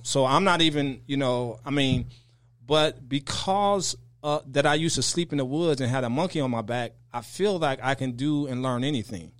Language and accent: English; right outside Chicago, Illinois, United States; I grew up right outside Chicago in in what they call uh, the bricks or the projects